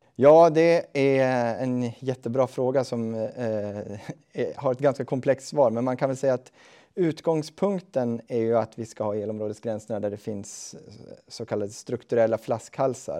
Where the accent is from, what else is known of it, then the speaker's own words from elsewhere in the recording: Östhammar, Uppsala County, Sweden; jag kommer ju själv från Östhammars kommun